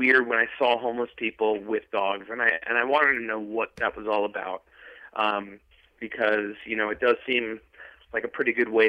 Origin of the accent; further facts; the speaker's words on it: Long Island, New York, United States; I grew up in Long Island